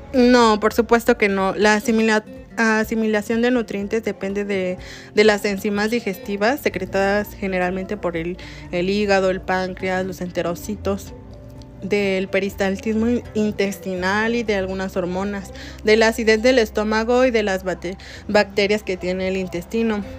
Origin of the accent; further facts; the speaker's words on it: Mexico; nosotros como mexicanos